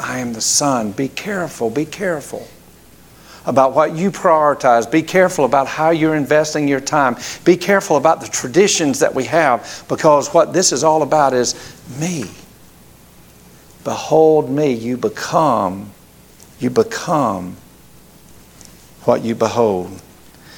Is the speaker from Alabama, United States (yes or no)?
yes; Grady, Alabama, United States; moved away; where we grew up in Grady, Alabama